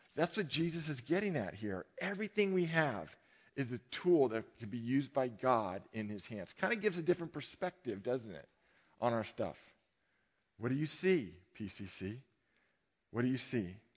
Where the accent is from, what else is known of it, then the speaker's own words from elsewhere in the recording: Novato, California, United States; I grew up in Marin, but I grew up in Novato